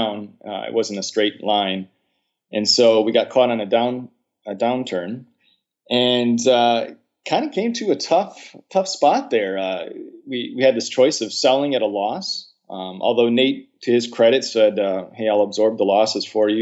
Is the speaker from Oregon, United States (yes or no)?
no; Wisconsin, United States; accent: Midwest; also born or lived in China; I am from the Midwest, and so occasionally I do have a bit of an accent